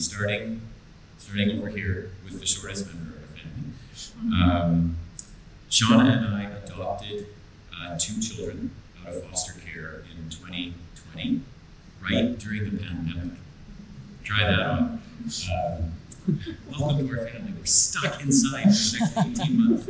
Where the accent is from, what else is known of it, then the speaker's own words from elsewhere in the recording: White Rock, British Columbia, Canada; I'm from White Rock, opposite coast